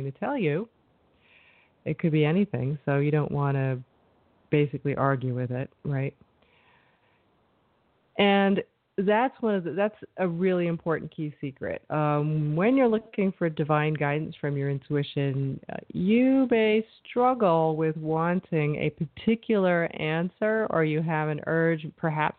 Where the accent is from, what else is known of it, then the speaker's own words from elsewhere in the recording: New York, United States; I'm from New York